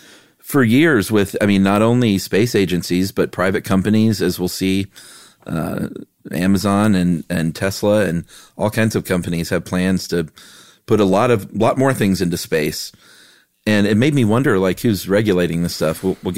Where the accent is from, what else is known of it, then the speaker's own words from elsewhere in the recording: Buffalo, New York, United States; I'm from Buffalo.